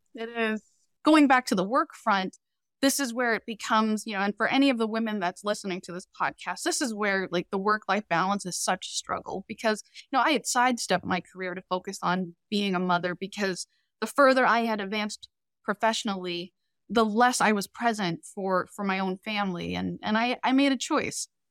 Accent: Boston, Massachusetts, United States; also born or lived in Cambodia; we've been in Boston pretty much my whole life, we immigrated here from Cambodia, escaping the Cambodian genocide in the early eighties

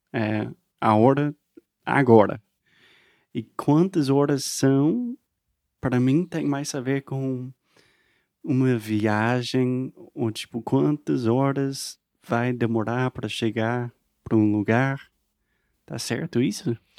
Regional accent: United States; Portuguese is a second language; eu sou americano, aprendendo português sempre, para sempre

